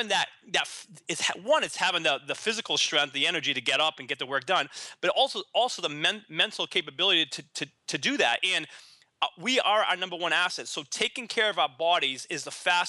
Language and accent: English; Boston, Massachusetts, United States; moved away as an adult; also born or lived in San Diego; now in Boston, United States; I decided to move back to Boston, my hometown